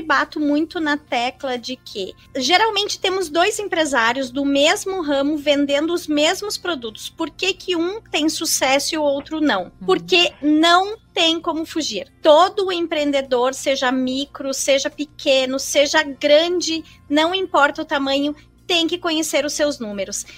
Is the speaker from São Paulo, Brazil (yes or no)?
no; Caxias do Sul, Rio Grande do Sul, Brazil; moved away as an adult; also born or lived in Florianópolis; eu sou gaúcha de Caxias do Sul, uh, natural de Caxias do Sul, e eu fui para Florianópolis somente para fazer a faculdade